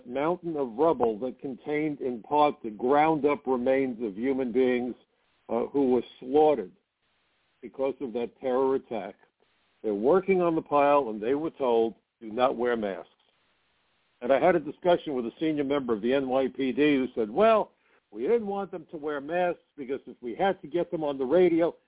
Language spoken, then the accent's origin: English; New York, United States; I'm a New Yorker